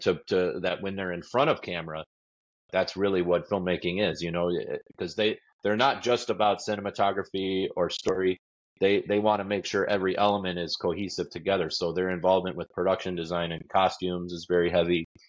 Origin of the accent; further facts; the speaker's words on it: Detroit, Michigan, United States; I grew up in Detroit